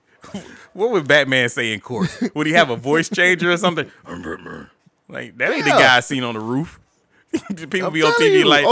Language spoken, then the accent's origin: English; Detroit, Michigan, United States; I'm from Detroit.